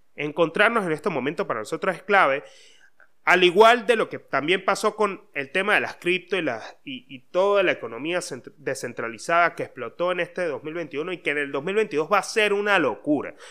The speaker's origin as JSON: {"language": "Spanish", "region": "Mérida", "country": "Venezuela", "moved": "yes", "lives_now": "Buenos Aires, Argentina", "said": "soy de Mérida"}